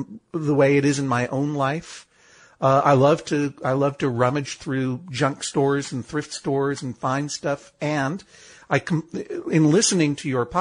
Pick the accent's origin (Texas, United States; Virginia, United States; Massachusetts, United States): Massachusetts, United States; Brookline; I grew up going to the Coolidge Corner movie house in Coolidge Corner, Brookline, Massachusetts, where I grew, you know, which is my hometown